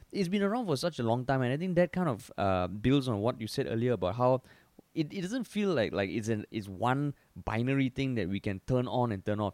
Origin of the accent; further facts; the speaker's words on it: Singapore; accent: Singaporean; my Singaporean accent